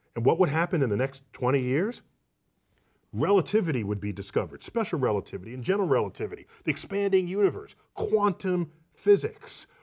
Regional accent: United States; as an American

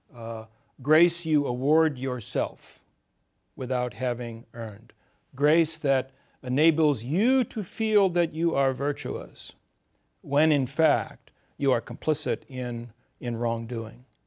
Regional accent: Midwest, United States; I was born in the Midwest, grew up in the Midwest

